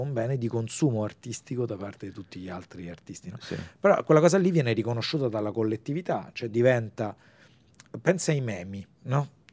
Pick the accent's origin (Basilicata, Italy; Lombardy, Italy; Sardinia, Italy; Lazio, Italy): Lazio, Italy; Rome; io sono di Roma